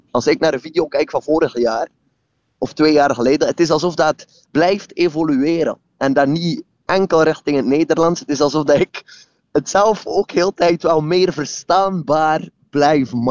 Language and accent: Dutch; Flanders, Belgium; om het makkelijk uit te leggen, kijk, ik kom uit West-Vlaanderen.